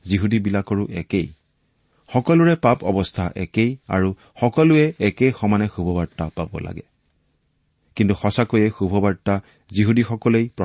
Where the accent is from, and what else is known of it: Assam, India; first language Assamese